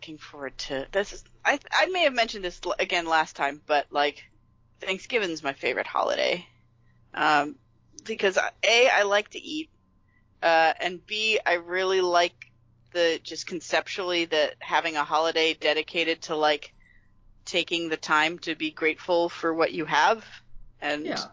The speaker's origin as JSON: {"language": "English", "region": "Pennsylvania", "country": "United States", "tie": "born or raised there", "moved": "yes", "said": "where I grew up in Pennsylvania"}